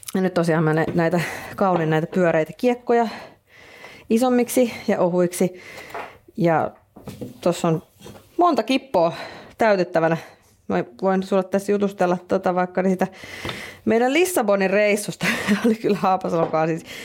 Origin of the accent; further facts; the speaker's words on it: Finland; me ollaan Suomesta